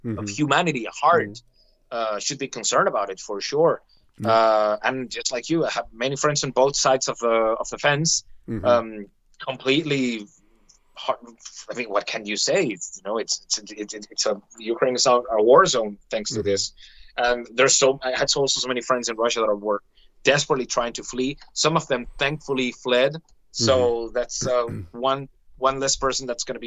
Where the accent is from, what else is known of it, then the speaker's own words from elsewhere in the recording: Venezuela; moved away; I come from Venezuela